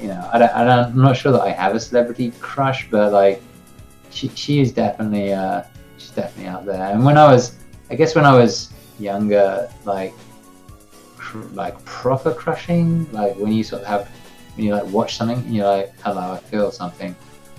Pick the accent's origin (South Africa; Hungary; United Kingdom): United Kingdom; England; because I am English